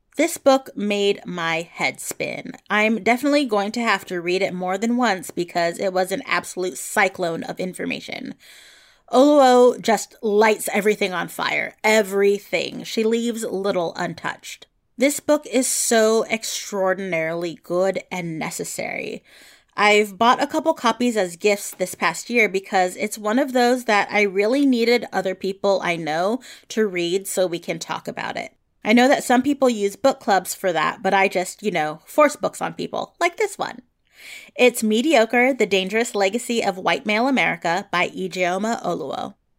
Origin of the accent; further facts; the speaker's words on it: San Francisco Bay Area, California, United States; I grew up in the San Francisco Bay Area